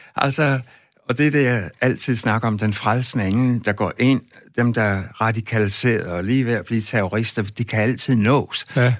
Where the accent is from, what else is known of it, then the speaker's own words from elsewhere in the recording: West Jutland, Central Denmark Region, Denmark; Jeg voksede op ude i Vestjylland